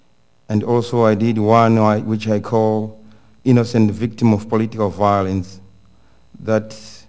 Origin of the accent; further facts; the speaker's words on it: Zimbabwe; I'm an artist from Zimbabwe.